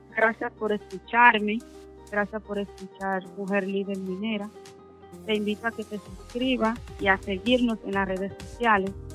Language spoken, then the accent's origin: Spanish; Piedra Blanca, Monseñor Nouel, Dominican Republic; soy de Pira Blanca, Monseñor Noel